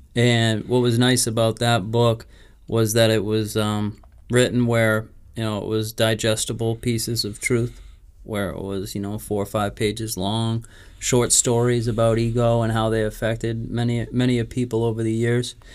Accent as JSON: {"language": "English", "region": "New England", "country": "United States", "said": "We're from New England"}